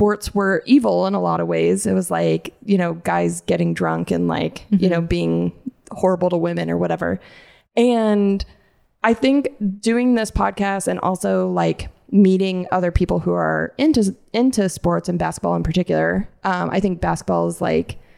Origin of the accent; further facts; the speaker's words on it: Tucson, Arizona, United States; also born or lived in Mesa, Arizona; I grew up in Arizona